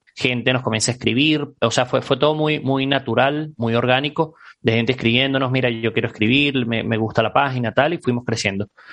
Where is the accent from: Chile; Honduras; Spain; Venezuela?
Venezuela; Caracas, Capital District; moved away as an adult; yo soy, soy venezolano, eh, oriundo de Caracas. salí del país hace ya cuatro años